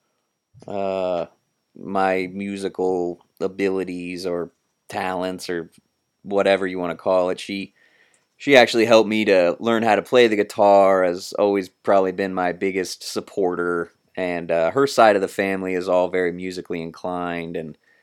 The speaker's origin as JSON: {"language": "English", "town": "Columbus", "region": "Ohio", "country": "United States", "tie": "born or raised there", "said": "Columbus, Ohio, born and raised. Pretty much been living in the Columbus area my entire life"}